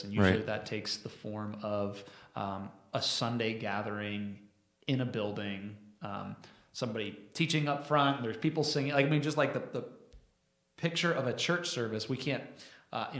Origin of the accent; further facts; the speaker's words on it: United States; as American Christians in the American context